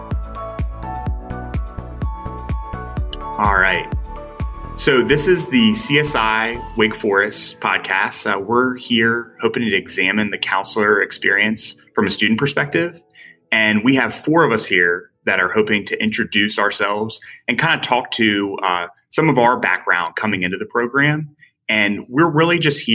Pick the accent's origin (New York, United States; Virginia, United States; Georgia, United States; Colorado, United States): Virginia, United States; Culpeper; I'm from Culpeper, Virginia